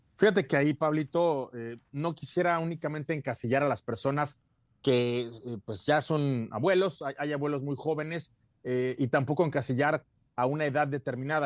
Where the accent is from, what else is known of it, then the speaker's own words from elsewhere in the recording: Cuernavaca, Morelos, Mexico; para quienes somos de Cuernavaca